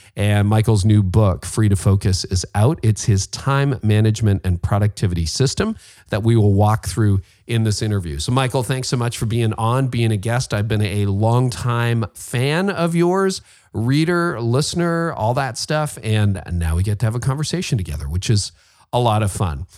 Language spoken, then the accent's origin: English; Canada; I'm Canadian